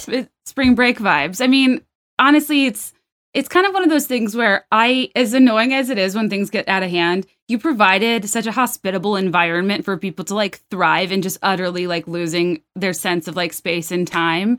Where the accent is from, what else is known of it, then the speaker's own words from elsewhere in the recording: the South, United States; I'm from the South